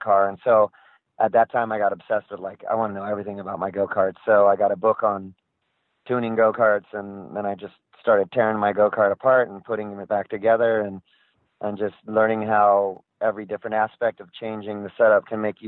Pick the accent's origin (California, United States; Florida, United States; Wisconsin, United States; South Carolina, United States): California, United States; Southern; I grew up in Southern California, and when I was a kid, it was surfing and skateboarding